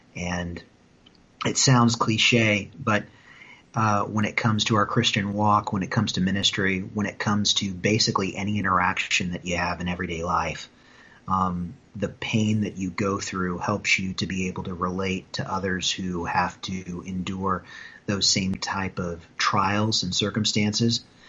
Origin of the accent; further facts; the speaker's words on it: Wright County, Iowa, United States; also born or lived in Speedway, Indiana; my dad moved my mom and myself out to the family farm in Iowa, where I grew up uh, for the next 23 years of my life